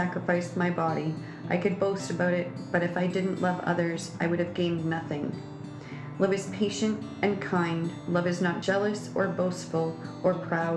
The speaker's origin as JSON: {"language": "English", "town": "Kincardine", "region": "Ontario", "country": "Canada", "tie": "born or raised there", "said": "I was born and raised in Kincardine"}